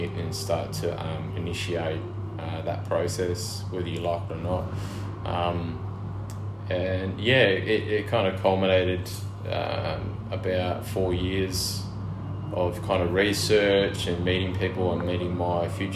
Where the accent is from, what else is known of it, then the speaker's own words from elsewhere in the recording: Narrogin, Western Australia, Australia; I grew up in West Australia. I grew up in the wheatbelt town of Narrogin.